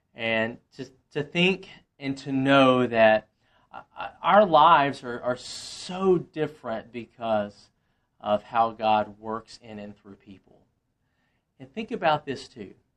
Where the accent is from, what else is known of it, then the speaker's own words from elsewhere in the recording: Monroe, Louisiana, United States; moved away as an adult; also born or lived in Slidell, Louisiana / Woodstock; now in Roswell, United States; I grew up in Monroe